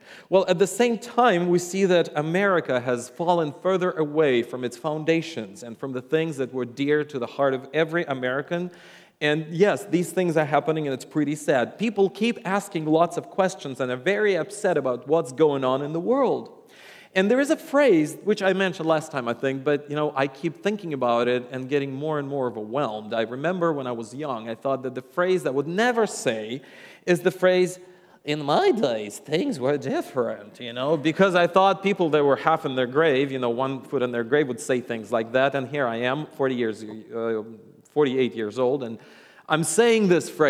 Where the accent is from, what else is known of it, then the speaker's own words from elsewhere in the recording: Russia; English is a second language; And yes, I am from Russia, and I am a Russian, and a lot of times people go like, you have an accent, but it's not the Russian accent.